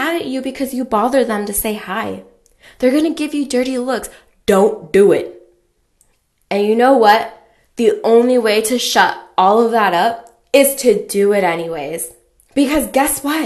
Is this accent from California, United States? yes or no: yes; California, United States; I grew up in California